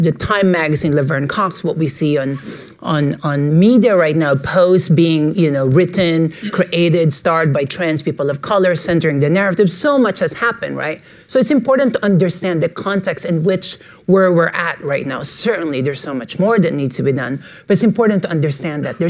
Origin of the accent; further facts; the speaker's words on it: Philippines; moved away as an adult; now in New York, United States; I was born and raised in the Philippines, and I moved to New York in 2005